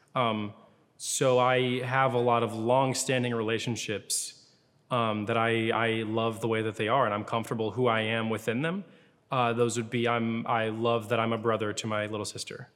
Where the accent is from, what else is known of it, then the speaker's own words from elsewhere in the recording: Louisville, Kentucky, United States; moved away as an adult; also born or lived in Lexington, Kentucky; now in Atlanta, United States; I grew up in Louisville, Kentucky, lived there for most of my life